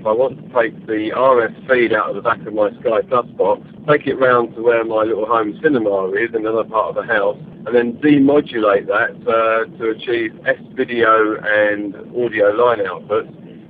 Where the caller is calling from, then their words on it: Gillingham, South East England, United Kingdom; I'm from Gillingham in Kent.